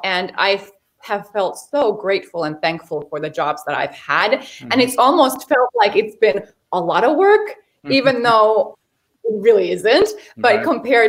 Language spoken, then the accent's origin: English; Finland; moved away as an adult; also born or lived in Chicago, United States / Miami, United States / Hawaii, United States; now in Los Angeles, United States; I was born in Finland